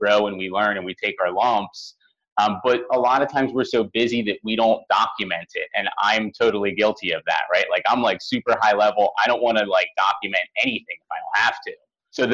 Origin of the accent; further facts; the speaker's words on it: Philadelphia, Pennsylvania, United States; I'm from Philadelphia originally